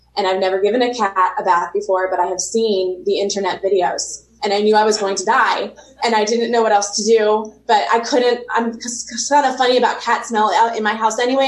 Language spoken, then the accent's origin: English; Pennsylvania, United States; i'm in pennsylvania right now